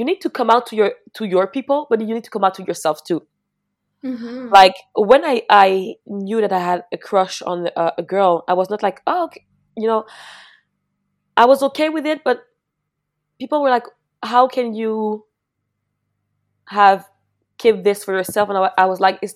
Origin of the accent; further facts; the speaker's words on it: Mascouche, Quebec, Canada; I'm from Mascouche, which is really like not that far from Montreal, but maybe like 35 minutes